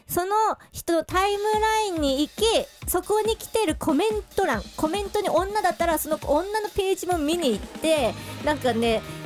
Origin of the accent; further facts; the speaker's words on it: Hokkaido, Japan; moved away as an adult; now in Tokyo, Japan; どさんこ直球ストレートポップロッカーっていう肩書きだったんですよ